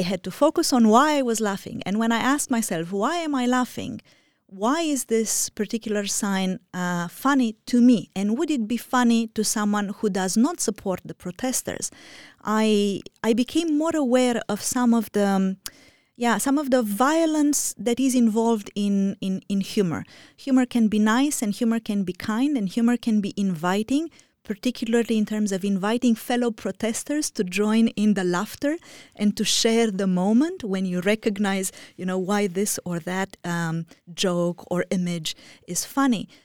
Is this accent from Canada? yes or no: no; Romania; moved away; I am originally from Romania